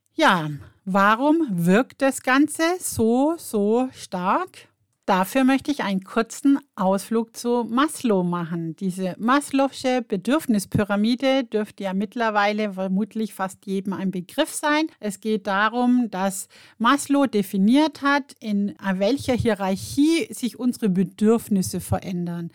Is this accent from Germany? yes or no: yes; Germany; bei uns in Deutschland